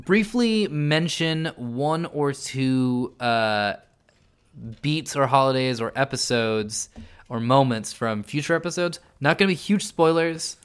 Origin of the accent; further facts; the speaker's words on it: San Jose, California, United States; I grew up at the foot of, like, the Hamilton Mountain, uh, like, where there's, like, the James Lake Observatory